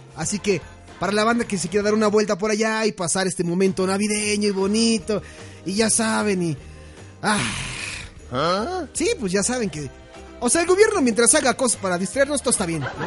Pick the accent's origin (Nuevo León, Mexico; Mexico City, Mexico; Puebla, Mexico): Mexico City, Mexico; Como cualquier capitalino, ¿no? Como cualquier chilango